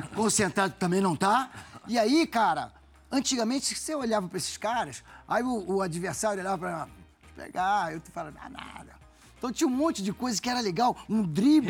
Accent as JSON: {"language": "Portuguese", "region": "Rio de Janeiro", "country": "Brazil", "tie": "born or raised there", "said": "eu nasci ali em São Cristóvão. Então, minha infância foi dentro do Vasco"}